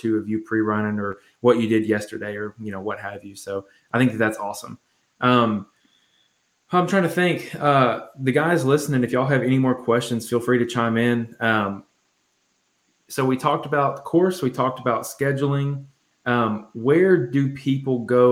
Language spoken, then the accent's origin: English; Nashville, Tennessee, United States; I'm from Nashville